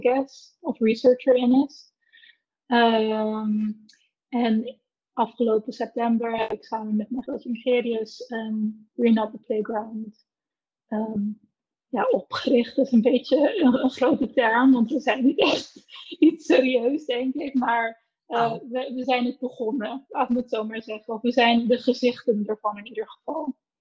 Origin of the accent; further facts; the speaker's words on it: Curaçao; moved away as an adult; now in Netherlands; kom oorspronkelijk uit Curaçao, maar ik ben zeven jaar geleden naar Nederland verhuisd.